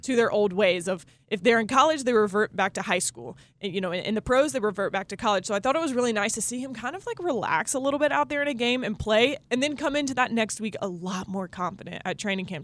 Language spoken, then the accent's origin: English; the Carolinas, United States; also born or lived in Indianapolis; I grew up in the Carolinas